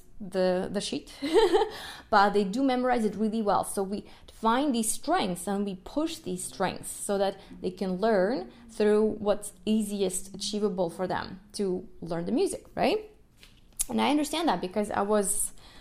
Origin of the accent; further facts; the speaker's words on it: Kyiv, Ukraine; first language Russian; English is a second language; moved away; I'm from the Ukraine, Kiev. And my first language was Russian, just because my mom's Russian. But then in school, I learned Ukrainian